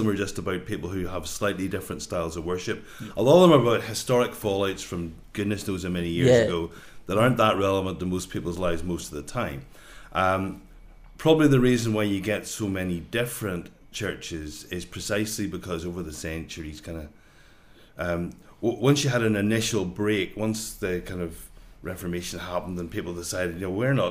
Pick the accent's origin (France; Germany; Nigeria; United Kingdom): United Kingdom; Northern Ireland; now in Scotland; I grew up in Northern Ireland, and my experience was of growing up as part of a Presbyterian church there